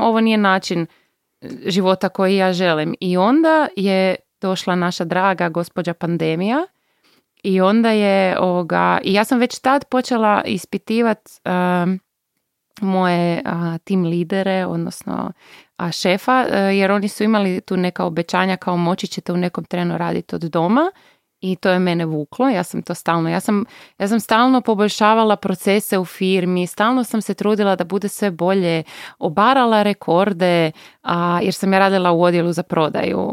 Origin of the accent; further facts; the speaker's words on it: Bjelovar, Bjelovar-Bilogora County, Croatia; moved away; also born or lived in Zagreb; ja sam bila iz Bjelovara, sestra iz Bjelovara